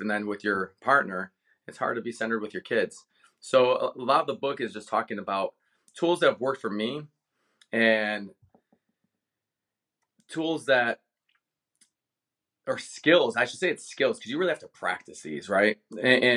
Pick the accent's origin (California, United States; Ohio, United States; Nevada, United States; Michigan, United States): Ohio, United States; Cleveland; moved away; born and raised in Cleveland